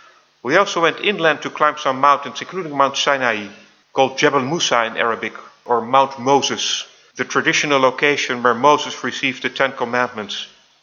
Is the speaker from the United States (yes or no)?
no; Amsterdam, North Holland, Netherlands; also born or lived in Tel Aviv, Israel; So I was born in Tel Aviv, but they decided to move in with Daniela's parents, Ben and Thea. You've already seen Ben, he's here, in Amsterdam. Thus I grew up in the same house as my grandfather, or opa, in Dutch, Ben Sayed.